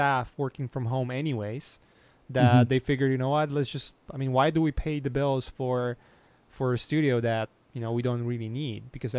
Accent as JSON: {"language": "English", "country": "Poland", "moved": "yes", "said": "I come from Poland"}